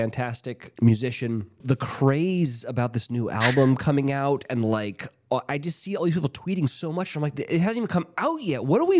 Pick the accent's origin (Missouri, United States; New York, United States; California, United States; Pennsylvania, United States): California, United States; Central; I'm from SenCal, bro.